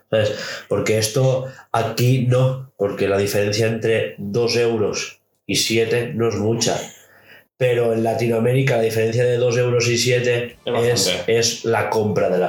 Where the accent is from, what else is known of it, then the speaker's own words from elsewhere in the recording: Galicia, Spain; Soy gallego, por eso soy burro.